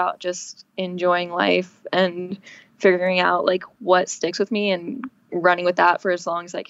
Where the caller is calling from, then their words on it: Los Angeles, California, United States; LA, in my new apartment, which is freaking crazy.